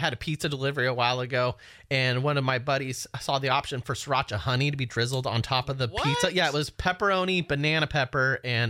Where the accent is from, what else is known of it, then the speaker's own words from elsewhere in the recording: Citrus Heights, California, United States; also born or lived in Carmichael, California; I was born in Carmichael. I grew up in Citrus Heights.